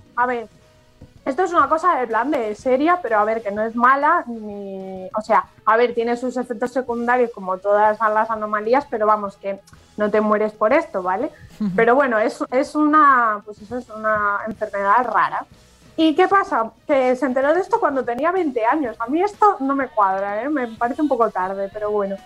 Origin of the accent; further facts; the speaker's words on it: Galicia, Spain; como buena gallega me y periodista